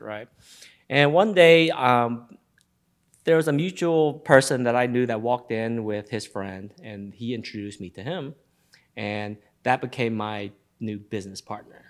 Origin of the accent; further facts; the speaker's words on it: Memphis, Tennessee, United States; Born and raised in Memphis, Tennessee